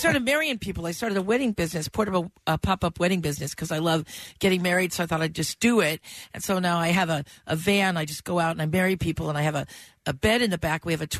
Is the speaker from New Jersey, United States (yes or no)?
no; San Diego, California, United States; also born or lived in Illinois / Oceanside, California; I've been like around San Diego for 50 years.